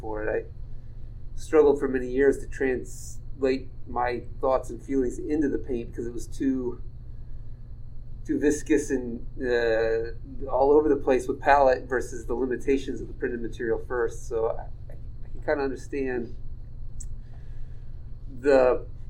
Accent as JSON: {"language": "English", "town": "Galesburg", "region": "Illinois", "country": "United States", "tie": "born or raised there", "said": "I related as a painter growing up in Galesburg"}